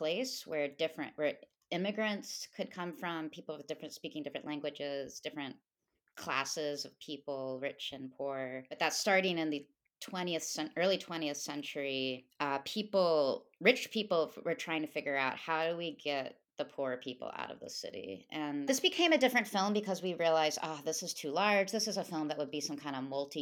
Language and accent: English; Tennessee, United States; moved away as an adult; also born or lived in New York City / Southeast Arizona; I'm originally from Tennessee, but I moved to New York City in 2004 to go to college for art.